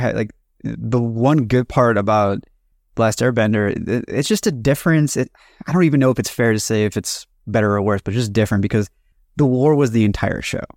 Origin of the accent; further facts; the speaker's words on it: United States; all three of us come from collectivist cultures in some form or another. And it's very weird, like, growing up in the States